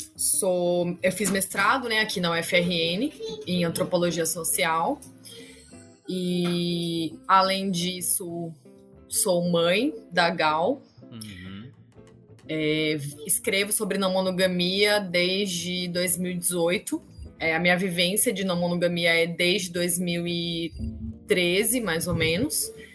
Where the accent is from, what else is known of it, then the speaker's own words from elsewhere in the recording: Campinas, São Paulo, Brazil; moved away as an adult; now in Rio Grande do Norte, Brazil; eu nasci em São Paulo, é, mas morei a vida, assim, até de quando nasci até 25 anos, mais ou menos, em Campinas, né, interior de São Paulo.